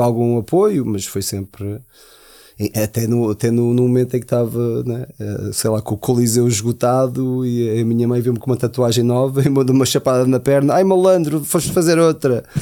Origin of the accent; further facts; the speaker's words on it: Portugal; also born or lived in United States / Germany; eu, eu sendo americano, mas tive. Né? A minha adolescência foi toda em, em Portugal